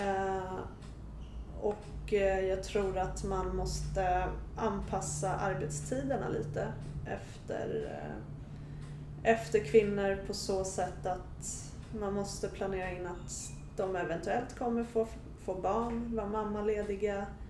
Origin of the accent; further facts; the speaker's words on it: Sweden; Men jag är född och uppvuxen här i Sverige